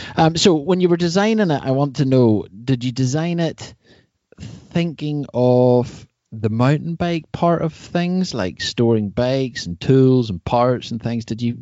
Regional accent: Ireland; Well, I'm from Ireland.

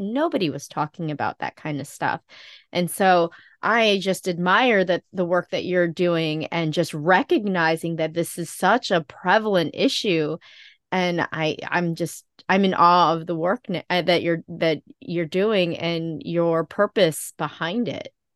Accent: Philippines; I am Filipino.

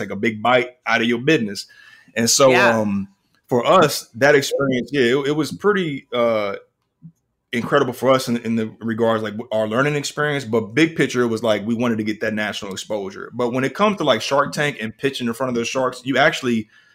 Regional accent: Kansas City, Missouri, United States; moved away as an adult; now in Atlanta, United States; I'm originally from Kansas City. I'm in Atlanta now

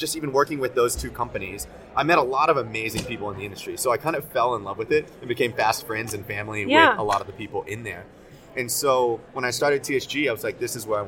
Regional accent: Arlington, Texas, United States; also born or lived in South Korea; now in New York, United States; I was born in South Korea. I lived there all of my first 4 months. Got my first passport when I was 4 months old. And I was adopted at birth, grew up in Arlington, Texas.

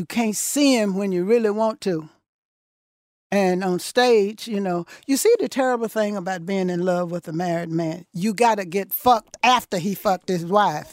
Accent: Thomson, Georgia, United States; moved away as an adult; also born or lived in Newark / New York; I was born in Thompson, Georgia, one hundred and twenty-nine miles north of here.

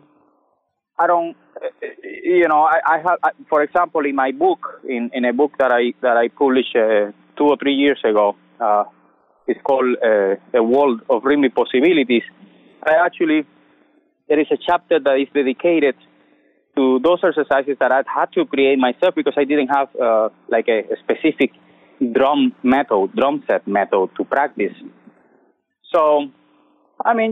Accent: Santa Clara, Villa Clara, Cuba; moved away as an adult; also born or lived in Havana, Cuba; now in United States; sing 4 years in my hometown in Santa Clara

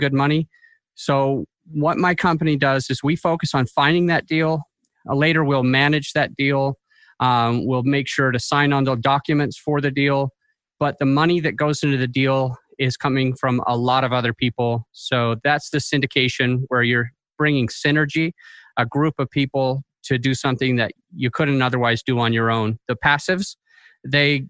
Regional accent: Utah, United States; I'm from Utah

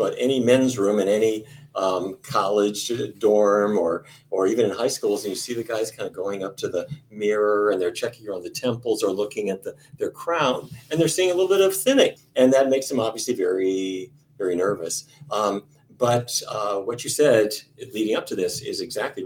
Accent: North Dakota, United States; I come from North Dakota, and there's seven people in my family

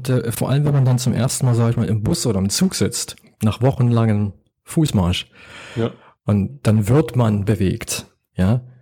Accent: Berlin, Germany; also born or lived in London, United Kingdom / Oslo, Norway / Lima, Peru; Ich bin ja, ja geborener Berliner. Ich ich fast nur in der Stadt gelebt. Ich habe in London, in Oslo, in Lima, in Berlin gelebt und jetzt lebe ich ja hier.

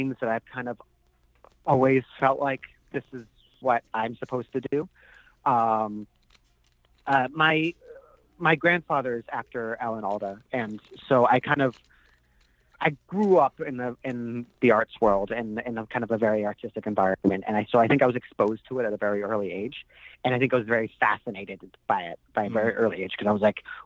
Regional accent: Winchester, Massachusetts, United States; moved away; I grew up in the suburb, a town called Winchester

